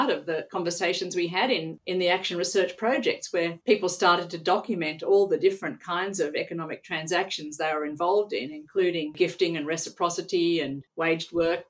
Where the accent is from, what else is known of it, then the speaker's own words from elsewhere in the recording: Australia; moved away as an adult; Well, it was funny because I came from Australia having completed a degree in geography.